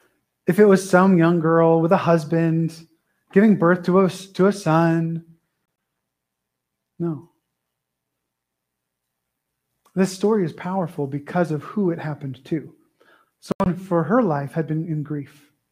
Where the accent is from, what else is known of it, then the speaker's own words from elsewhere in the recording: California, United States; born there; also born or lived in Texas / Wyoming / Idaho; Well, I was born in Southern California, and I don't usually have been to that in Montana. That doesn't usually go well. Oh, you're one of those Californians. Then I went to Texas and got healed a little bit. And then I moved to Wyoming, then Idaho